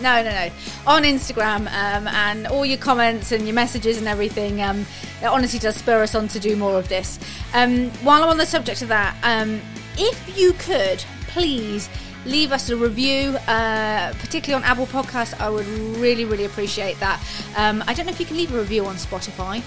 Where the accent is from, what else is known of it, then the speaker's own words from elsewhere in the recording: United Kingdom; as a Brit